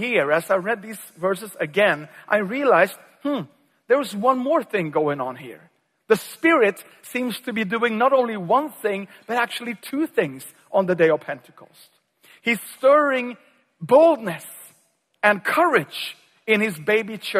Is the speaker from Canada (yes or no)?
no; Sweden; also born or lived in Uppsala, Sweden